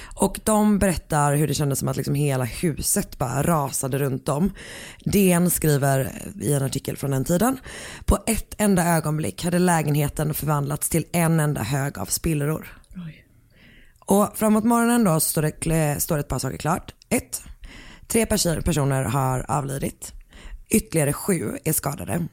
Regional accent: Gothenburg, Västra Götaland, Sweden; jag är från Göteborg

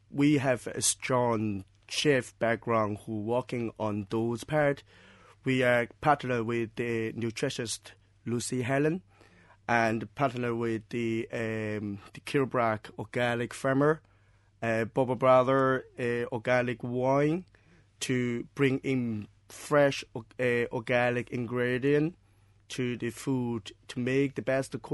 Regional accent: Shanghai, China; English is a second language; moved away as an adult; now in Cork, Ireland; Myself is from China. At what part? Uh, I'm uh, from the Shanghai.

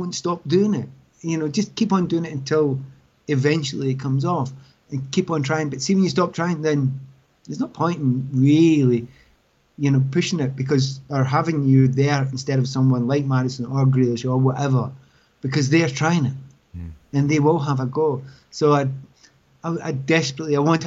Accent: Scotland, United Kingdom; I'm Scottish

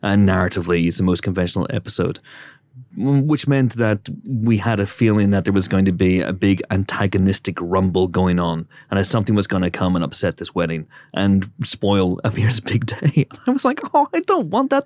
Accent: County Down, Northern Ireland, United Kingdom; I'm from County Down.

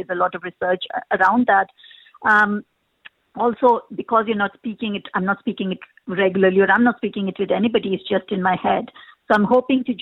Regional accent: India; moved away as an adult; also born or lived in United Kingdom; now in Ireland; I come from India. I moved to the UK 20 years ago from there

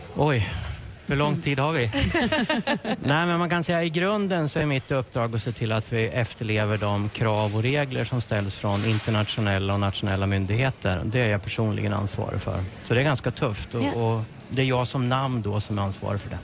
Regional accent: Norrland, Sweden; jag är från Norrland

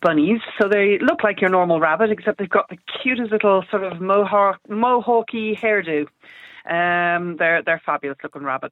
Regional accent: Ireland; us Irish people

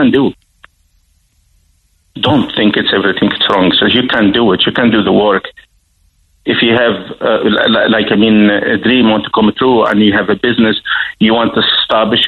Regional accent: Tunisia; now in Ireland; I love my country, Tunisia

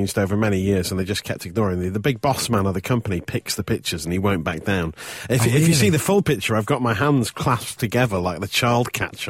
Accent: Nottingham, East Midlands, United Kingdom; now in London, United Kingdom; I'm from Nottingham originally

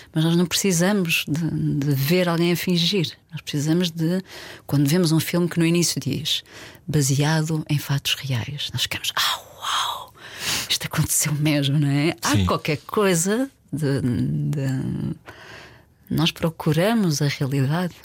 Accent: Porto, Norte, Portugal; also born or lived in Alentejo; now in Lisbon, Portugal; eu, super urbana, eu cresci no Porto, vivo uhum. em Lisboa há muitos anos

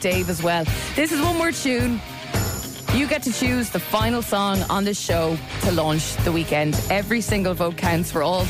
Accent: Mauritius; now in Portmarnock, Ireland; I'm from Mauritius originally.

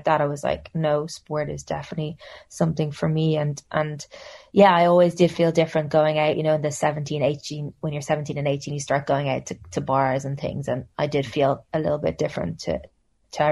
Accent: Wicklow, Leinster, Ireland; also born or lived in Stillorgan, Dublin; I grew up in Wicklow, actually, just south of Dublin.

